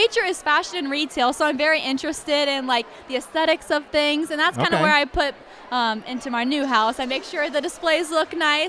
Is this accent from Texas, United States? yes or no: no; Newark, Ohio, United States; I grew up in Newark. I still live in Newark. It's about 30 minutes from Columbus.